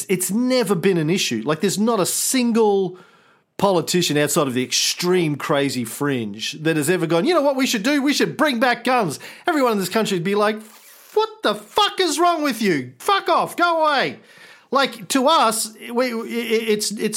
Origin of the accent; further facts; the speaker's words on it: Australia; as an Australian